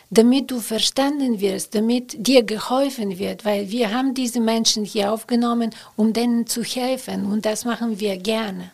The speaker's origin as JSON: {"language": "German", "country": "Bulgaria", "second_language": "German", "moved": "as an adult", "lives_now": "Cologne, Germany", "said": "dass ich aus Bulgarien komme"}